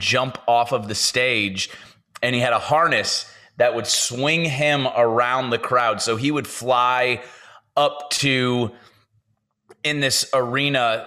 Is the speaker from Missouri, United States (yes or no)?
yes; St. Louis, Missouri, United States; moved away as an adult; now in Nashville, United States; I grew up in St. Louis, Missouri